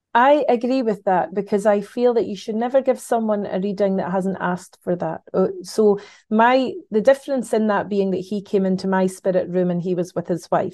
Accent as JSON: {"language": "English", "region": "Scotland", "country": "United Kingdom", "said": "as a Scottish, um, person"}